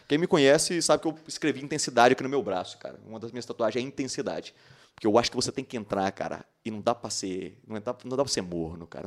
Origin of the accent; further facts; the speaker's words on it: Patos de Minas, Minas Gerais, Brazil; moved away as an adult; now in Uberlândia, Brazil; eu sou de Patos de Minas, né, cidade do interior de Minas Gerais